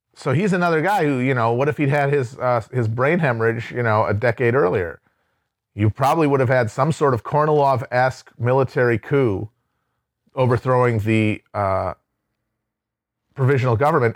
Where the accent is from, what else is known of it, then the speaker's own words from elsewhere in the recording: Midwest, United States; I am a Midwesterner